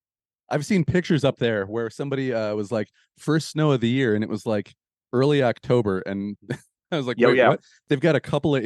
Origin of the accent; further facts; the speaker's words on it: Michigan, United States; Well, and to point out to people that aren't from Michigan like you and I are